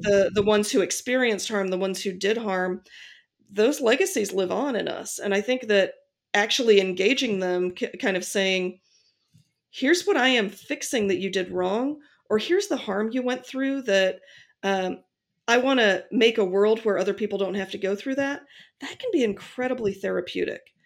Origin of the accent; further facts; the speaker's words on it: Akron, Ohio, United States; seventeen people I grew up with in Akron, Ohio